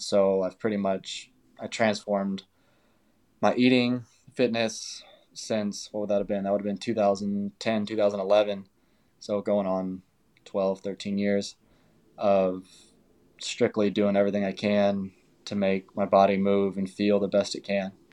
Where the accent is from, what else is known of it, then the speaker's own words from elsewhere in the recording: California, United States; moved away; my hometown in California